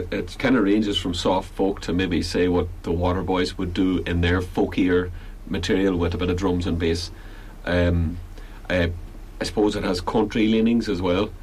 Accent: Belfast, Northern Ireland, United Kingdom; moved away as an adult; now in Galway, Ireland; I'm from Belfast originally, and uh, I moved down to Galway

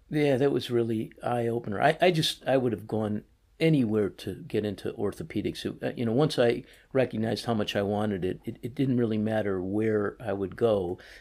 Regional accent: Chicago, Illinois, United States; moved away as an adult; also born or lived in New Orleans / Winston-Salem, North Carolina; now in Boston, United States; Born and raised in Chicago, a small part of Chicago called East Rogers Park, so right off of the Lake Michigan

